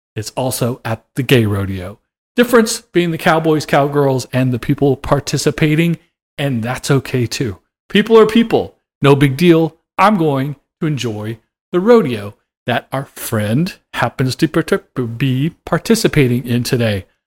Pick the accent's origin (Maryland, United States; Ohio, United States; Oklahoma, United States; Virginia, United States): Oklahoma, United States; I grew up in Oklahoma